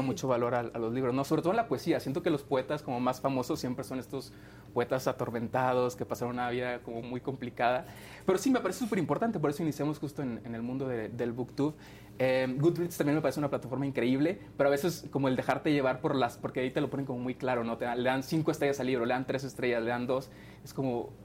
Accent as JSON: {"language": "Spanish", "town": "Monterrey", "region": "Nuevo León", "country": "Mexico", "said": "yo soy de Monterrey"}